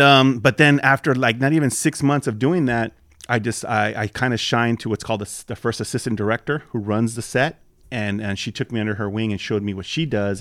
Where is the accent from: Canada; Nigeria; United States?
United States; Los Angeles, California; also born or lived in Southgate / Lynwood / Norwalk / Whittier; now in West Covina, United States; I grew up actually in Watts